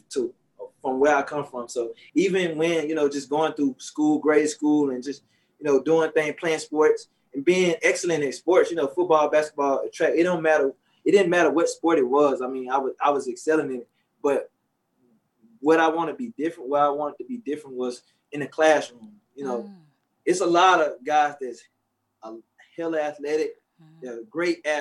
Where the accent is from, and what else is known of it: Shreveport, Louisiana, United States; born or raised there